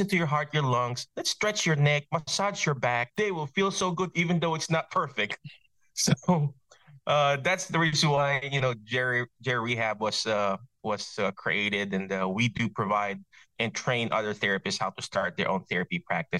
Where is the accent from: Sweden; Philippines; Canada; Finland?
Philippines; English is a second language; moved away; I grew up in the Philippines. My dad's Chinese. My mom is Filipino.